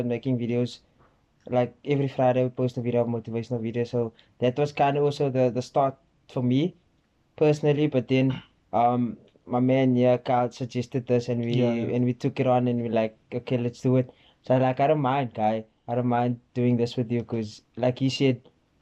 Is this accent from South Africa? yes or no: yes; Cape Town, Western Cape, South Africa; Grew up in Guguleto